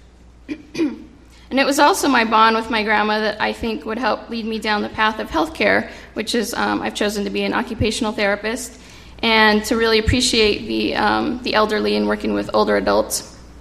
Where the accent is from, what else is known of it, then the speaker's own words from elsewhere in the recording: Central California, United States; also born or lived in Mountain View, California; I grew up in Central California about 40 plus years ago. I was born in San Jose, California, in a place called Mountain View